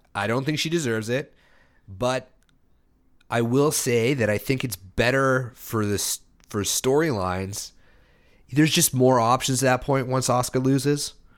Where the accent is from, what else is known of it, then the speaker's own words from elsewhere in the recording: Canada; being a Canadian